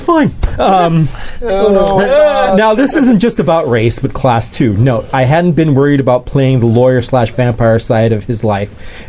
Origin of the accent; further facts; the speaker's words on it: London, United Kingdom; the social constructs I knew and was part of as a Londoner. I could do South London gangster more comfortably than Milwaukee gangster